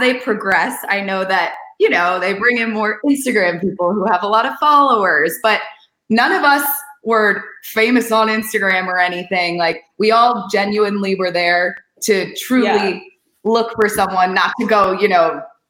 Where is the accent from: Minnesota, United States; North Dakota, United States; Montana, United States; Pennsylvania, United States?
Pennsylvania, United States; Philadelphia; I'm from Philadelphia.